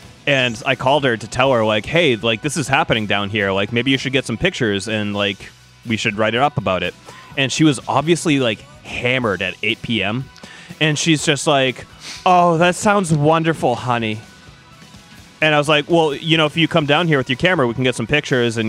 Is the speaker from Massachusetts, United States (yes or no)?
yes; Saugus, Massachusetts, United States; in my hometown, see the pun there, of Saugus, Massachusetts